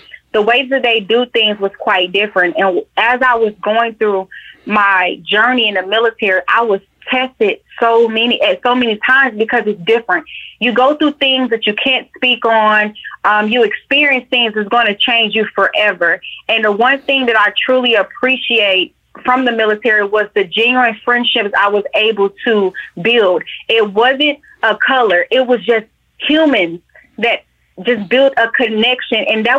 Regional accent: Atlanta, Georgia, United States; born or raised there

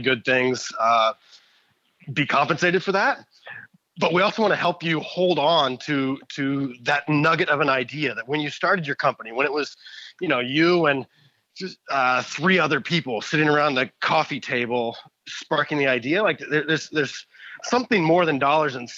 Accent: Indiana, United States; now in Toronto, Canada; I live in Toronto now, but I was born and raised in Indiana

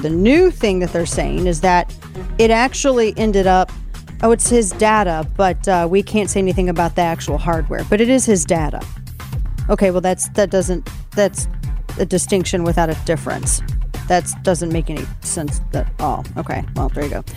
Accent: the Ozarks, Missouri, United States; moved away; where I grew up in the Ozarks

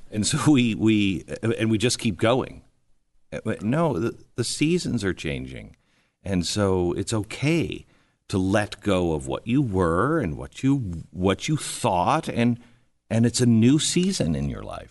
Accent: Seattle, Washington, United States; moved away as an adult; I grew up in Seattle, then I moved to Washington, D C.

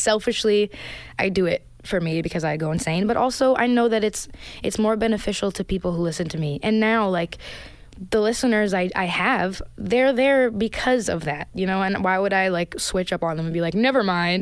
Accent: Brampton, Ontario, Canada; I grew up in Brampton, Ontario, which is a really multicultural place.

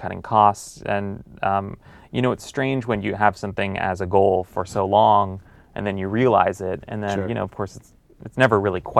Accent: Los Angeles, California, United States; I grew up reading the LA Times. I'm from Los Angeles

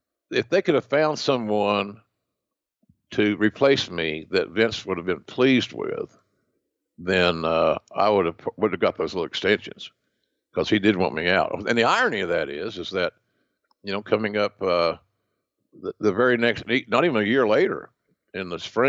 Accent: Southern United States, United States; accent: Southern; Because of my Bell's palsy, my Southern accent, being a chubby guy, et cetera, I didn't have the TV look

